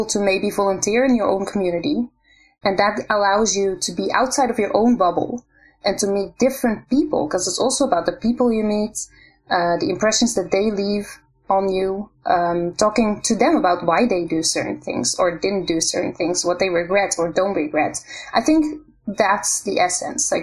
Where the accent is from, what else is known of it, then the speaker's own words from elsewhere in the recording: Netherlands; moved away as an adult; now in Israel; I grew up in the Netherlands.